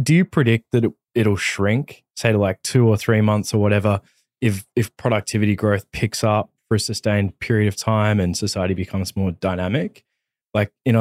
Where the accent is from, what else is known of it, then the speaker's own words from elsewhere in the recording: Australia; I'm an Australian